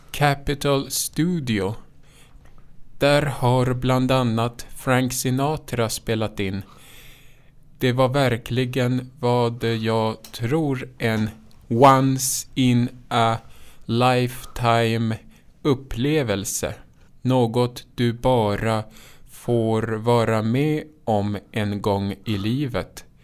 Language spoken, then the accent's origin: Swedish; Lindesberg, Örebro County, Sweden; Det första betalda framträdandet gjorde jag vid 19 års ålder. Det var i parken hemma i Lindesberg tillsammans med en kompis.